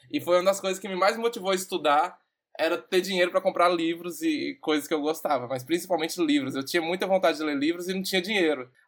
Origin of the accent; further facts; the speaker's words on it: Montes Claros, Minas Gerais, Brazil; moved away as an adult; also born or lived in Rio de Janeiro; now in São Paulo, Brazil; eu sou Montes Clarense Eu sou nasci aí no Hospital São Lucas.